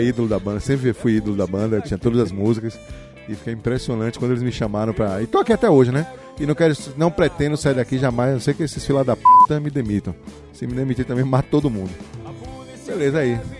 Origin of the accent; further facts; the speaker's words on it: Salvador, Bahia, Brazil; moved away as an adult; now in Vitória da Conquista, Brazil; sou de Salvador, minha Bahia capital